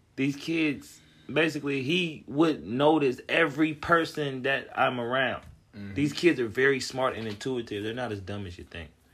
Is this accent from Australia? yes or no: no; Cincinnati, Ohio, United States; grew up Cincinnati